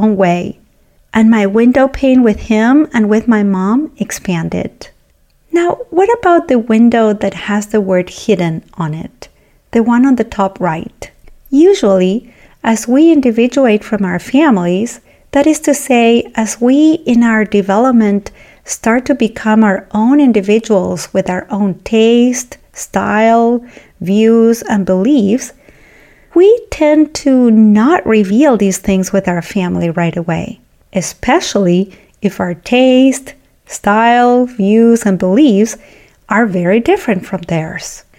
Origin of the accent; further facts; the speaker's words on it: Argentina; moved away; I was born and raised in Argentina